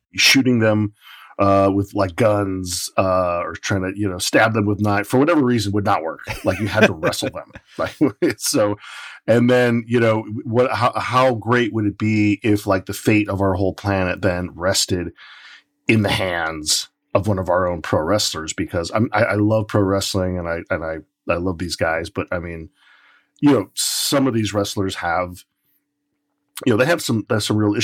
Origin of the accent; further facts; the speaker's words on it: Portland, United States; the local wrestlers that I grew up watching here in Portland